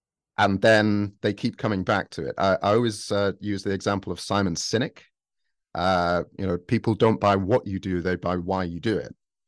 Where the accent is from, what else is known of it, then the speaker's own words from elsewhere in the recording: Sheffield, Yorkshire and the Humber, United Kingdom; And they're like, Norwich, Leicester, and I'm from Sheffield, and I was recently in Sheffield, and it's so easy to go back into same accent that you were doing, you know, 20 years ago.